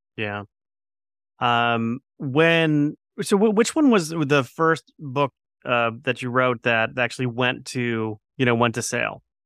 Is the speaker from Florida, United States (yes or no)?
yes; Plantation, Florida, United States; I grew up in Plantation, Florida